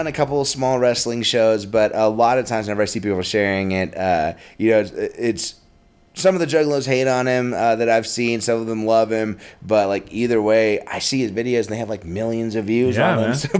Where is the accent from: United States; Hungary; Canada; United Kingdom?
United States; Carlsbad, New Mexico; moved away; also born or lived in Albuquerque; Well, I grew up in Carlsbad